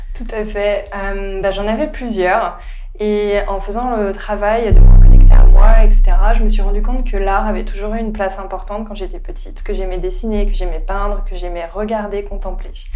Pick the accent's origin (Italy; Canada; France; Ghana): France; the Alps; moved away as an adult; also born or lived in Leeds; now in London, United Kingdom; je vis à Londres depuis 3 ans maintenant et je suis originaire des Alpes